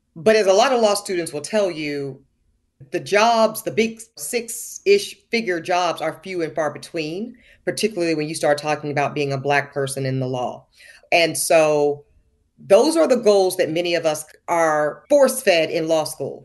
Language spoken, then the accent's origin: English; the American South, United States; growing up in the American South